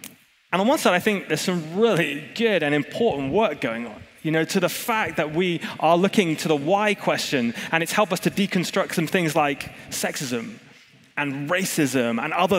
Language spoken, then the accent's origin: English; Hong Kong; I grew up in Hong Kong like Tom did, and Jacinta and some of the rest of you. I don't know why we have a big Hong Kong lick, but we do.